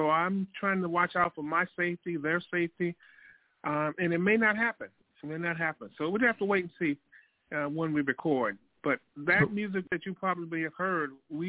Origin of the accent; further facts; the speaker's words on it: Detroit, Michigan, United States; also born or lived in Chicago; now in Atlanta, United States; I'm originally from Detroit, but I live in Atlanta right now